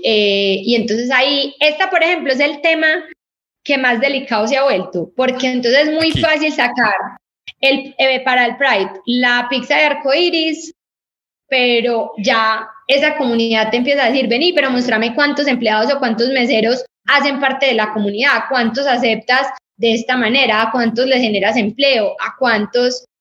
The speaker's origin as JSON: {"language": "Spanish", "country": "Colombia", "said": "nosotros somos un país cafetero"}